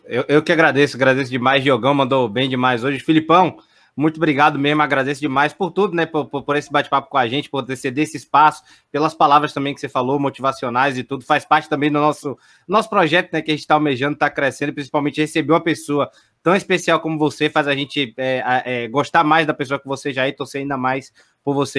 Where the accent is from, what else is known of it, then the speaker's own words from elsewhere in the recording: Salvador, Bahia, Brazil; fui criado no Barradão, praticamente